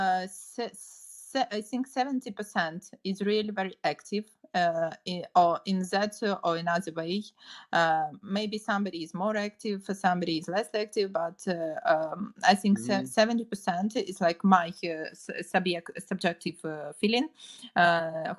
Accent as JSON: {"language": "English", "town": "Kharkiv", "region": "Kharkiv Oblast", "country": "Ukraine", "said": "Kharkiv is a big city, normal city, active, progressive city"}